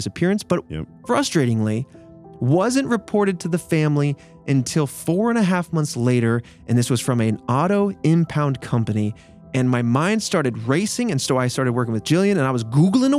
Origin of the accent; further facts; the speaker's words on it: Midwest, United States; I'm from the Midwest